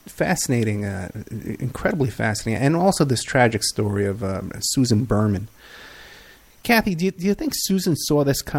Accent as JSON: {"language": "English", "town": "New York City", "region": "New York", "country": "United States", "tie": "born or raised there", "said": "I grew up in Staten Island"}